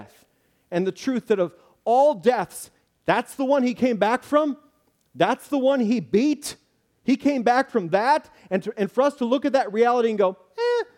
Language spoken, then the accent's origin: English; Illinois, United States; I'm from Illinois